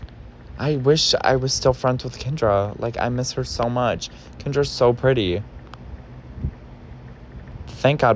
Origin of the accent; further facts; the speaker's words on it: suburban Ohio, United States; now in New York City, United States; I was from Ohio, like suburban Ohio